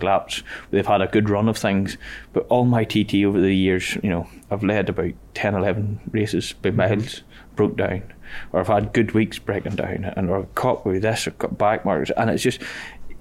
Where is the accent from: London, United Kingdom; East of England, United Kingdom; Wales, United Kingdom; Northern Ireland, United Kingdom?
Northern Ireland, United Kingdom; Ballymoney; We're from a small town in Ballymoney